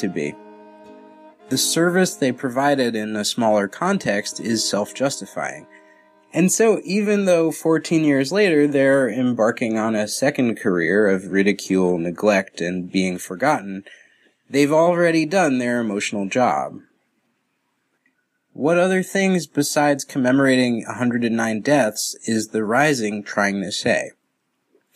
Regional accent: Westchester, New York, United States; I'm from Westchester

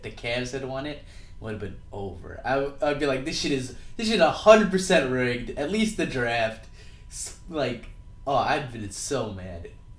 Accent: Chicago, Illinois, United States; we're both from Chicago

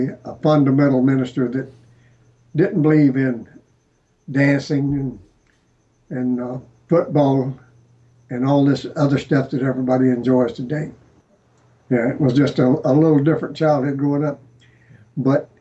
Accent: Jacksonville, Florida, United States; I grew up in Jacksonville

